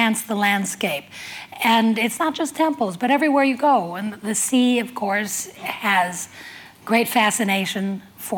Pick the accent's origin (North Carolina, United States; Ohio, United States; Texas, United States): Ohio, United States; Cleveland; born or raised there; moved away as an adult; also born or lived in New Jersey / New York